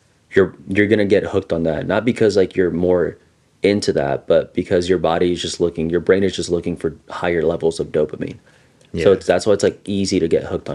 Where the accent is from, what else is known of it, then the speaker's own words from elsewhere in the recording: Los Angeles, California, United States; growing up in East LA and like seeing a lot of it, like a lot of gang violence